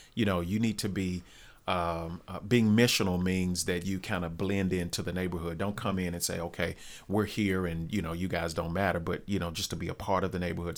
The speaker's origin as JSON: {"language": "English", "town": "North Little Rock", "region": "Arkansas", "country": "United States", "tie": "born or raised there", "said": "I grew up in Glenview, which is a, a suburb of Rose"}